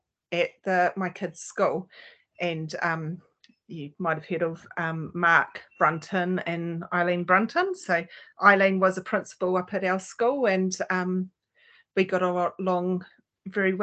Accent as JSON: {"language": "English", "region": "Auckland", "country": "New Zealand", "tie": "born or raised there", "lives_now": "Helensville, New Zealand", "said": "I'm a Kiwi girl and grew up in West Auckland"}